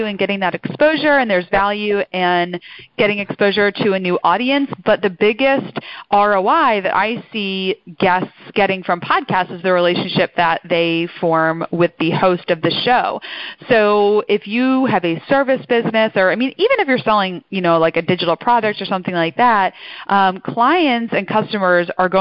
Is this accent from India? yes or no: no; outside Philadelphia, Pennsylvania, United States; accent: mid-Atlantic; So I'm born and raised outside Philly.